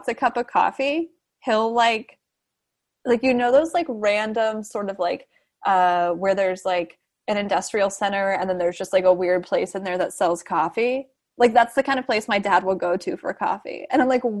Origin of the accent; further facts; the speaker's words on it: Southern California, United States; also born or lived in San Francisco; I'm from Southern California